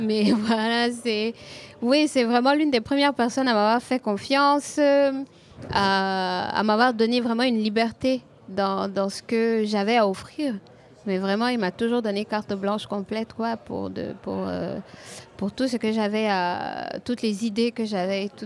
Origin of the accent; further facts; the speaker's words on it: Côte d’Ivoire; mon, simple environnement, là, quand je sors de chez moi en Côte d'Ivoire